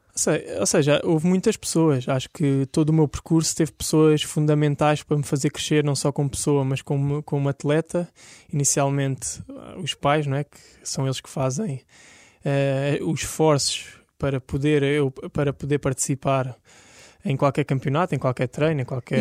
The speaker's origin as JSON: {"language": "Portuguese", "region": "Lisbon", "country": "Portugal", "tie": "born or raised there", "said": "Eu nasci aqui em Lisboa"}